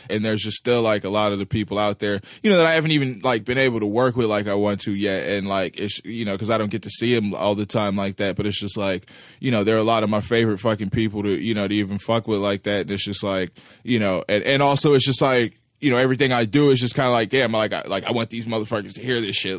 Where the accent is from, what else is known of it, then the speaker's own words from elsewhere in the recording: Los Angeles, California, United States; also born or lived in Pacoima / Sylmar; I was born in, uh, in Van Nuys